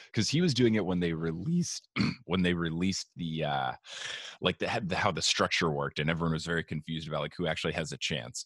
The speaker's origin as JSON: {"language": "English", "region": "New Jersey", "country": "United States", "tie": "born or raised there", "said": "I grew up in a, in a very Italian part of New Jersey"}